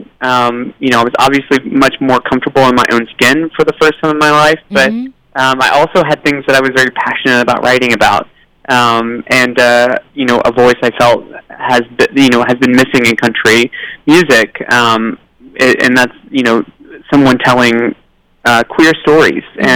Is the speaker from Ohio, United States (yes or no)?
no; Tennessee, United States; I grew up in Tennessee